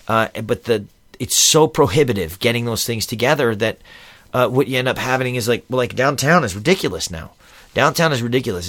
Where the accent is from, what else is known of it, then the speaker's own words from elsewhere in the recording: Philadelphia, Pennsylvania, United States; moved away as an adult; also born or lived in Camp Pendleton / Reno / Lake Tahoe; now in San Diego, United States; I'm from Philly originally, and I left, I joined the Marines when I was seventeen, left Philly when I was eighteen